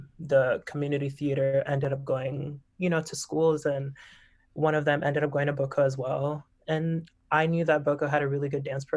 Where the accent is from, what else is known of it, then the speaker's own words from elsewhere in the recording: Miami, Florida, United States; moved away as an adult; also born or lived in Boston, Massachusetts / New York; I am from Miami, Florida, born and raised